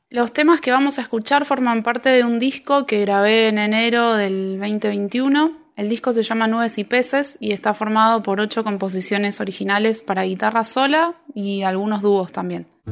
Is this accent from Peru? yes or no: no; Buenos Aires, Argentina; Yo soy de Buenos Aires